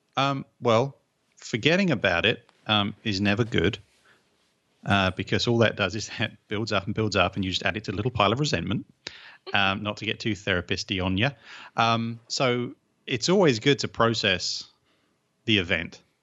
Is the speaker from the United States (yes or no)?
no; England, United Kingdom; 'cause I'm English